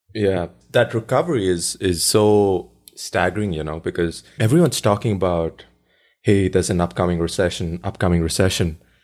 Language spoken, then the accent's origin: English; India; moved away; I grew up in India